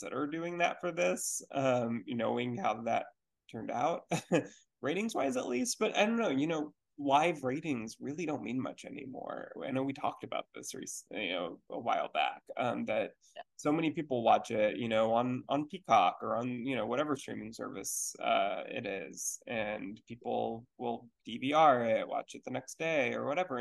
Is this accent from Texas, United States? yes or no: yes; Houston, Texas, United States; Houston, which is my hometown.